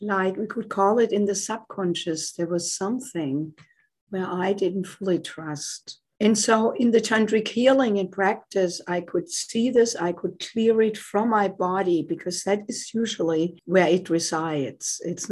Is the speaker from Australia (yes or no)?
no; Germany; moved away as an adult; now in United States; As you can tell by my accent, I did not grow up in the United States. I came here from Germany in my late 20s to do postgraduate work in music